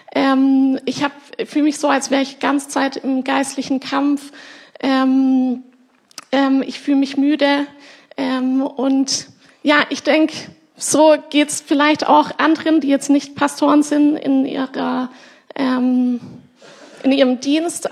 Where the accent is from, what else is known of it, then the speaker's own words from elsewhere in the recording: Germany; weil ich hier aufgewachsen bin in der Gemeinde, von euch geformt wurde.